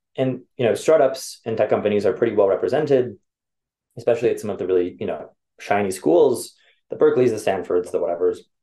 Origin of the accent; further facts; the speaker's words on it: Los Angeles, California, United States; moved away; also born or lived in Chicago / New York; born and raised